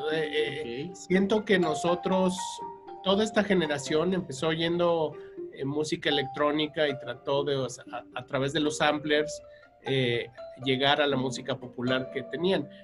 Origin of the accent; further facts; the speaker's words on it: Mexico; como buen mexicano comedor de tortillas